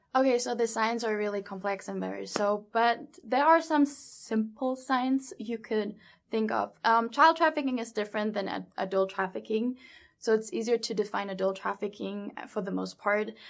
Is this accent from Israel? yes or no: no; Germany; moved away as an adult; also born or lived in New York / Las Vegas; I'm from Germany, born and raised in Germany